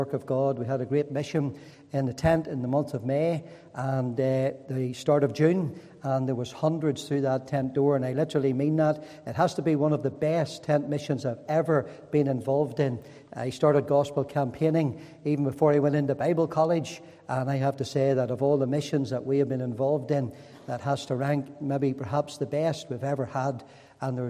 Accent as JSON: {"language": "English", "town": "Lurgan", "region": "Northern Ireland", "country": "United Kingdom", "tie": "born or raised there", "said": "back in Lurgan again. It still is my hometown"}